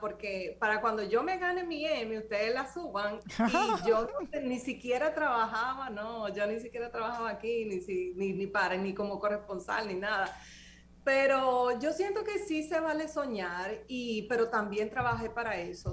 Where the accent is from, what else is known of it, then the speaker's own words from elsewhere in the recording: Dominican Republic; moved away as an adult; now in Boston, United States; nosotros como dominicanos